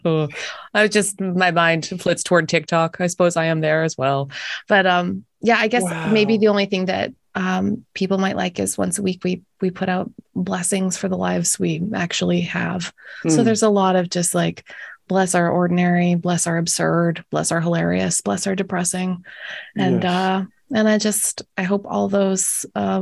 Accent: Winnipeg, Manitoba, Canada; born or raised there

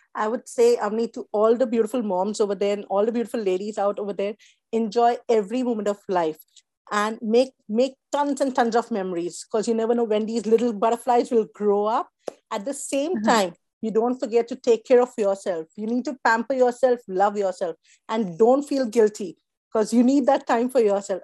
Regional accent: India; moved away as an adult; also born or lived in Mumbai, India / New Zealand; the background that we come from India

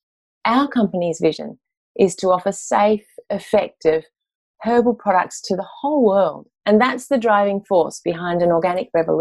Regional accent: Mullumbimby, New South Wales, Australia; I was managing a detox centre in my hometown, Mullumbimby, in the Northern Rivers of New South Wales

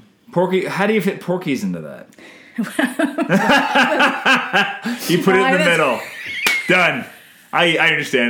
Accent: Canada

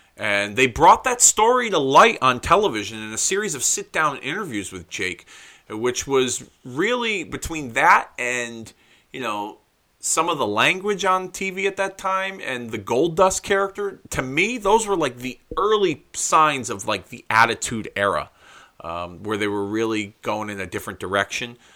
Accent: Hartford, Connecticut, United States; my hometown of Hartford, fucking Connecticut

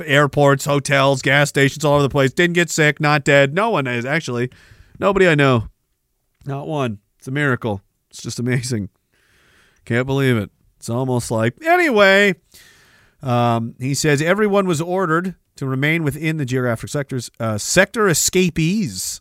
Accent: Canada; we get back to Canada

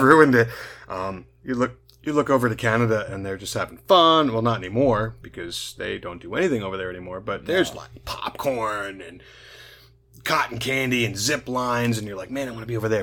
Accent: New City, New York, United States; I grew up on a street in New City, New York.

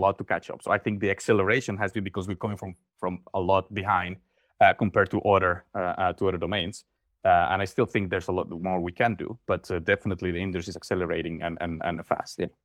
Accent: Mérida, Yucatán, Mexico; moved away as an adult; now in Netherlands; I'm originally from Mexico, born and raised in Yucatan, in Mérida

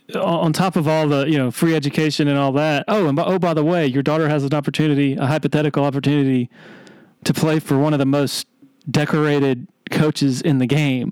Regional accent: Columbia, South Carolina, United States; I had a friend of mine, an old family friend who I grew up with in Columbia

